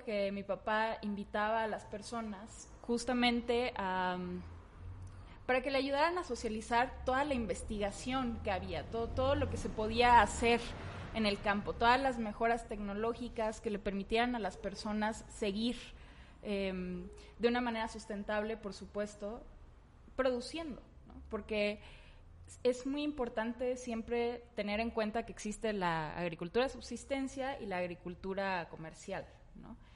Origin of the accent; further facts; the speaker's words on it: Tamaulipas, Mexico; yo soy y crecí en Tamaulipas